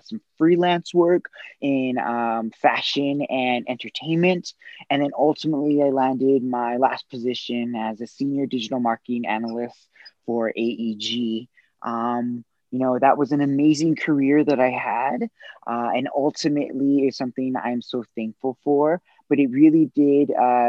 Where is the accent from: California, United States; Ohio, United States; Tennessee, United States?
California, United States; Los Angeles; I grew up in Southern California in Los Angeles. I'm born and raised.